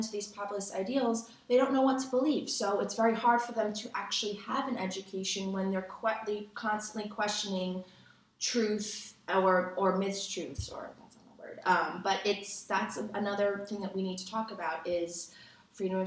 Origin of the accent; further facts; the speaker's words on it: United States; speaking as an American